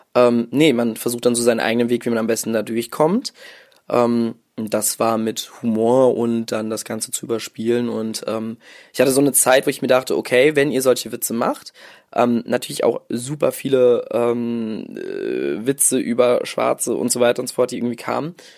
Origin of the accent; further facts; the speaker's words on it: Mainz, Rhineland-Palatinate, Germany; also born or lived in Morocco; ich bin in Mainz aufgewachsen, beziehungsweise im Dorf in der Nähe von Mainz.